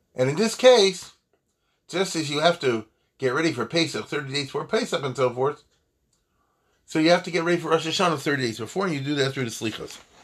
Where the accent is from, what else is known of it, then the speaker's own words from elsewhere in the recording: United States; as an American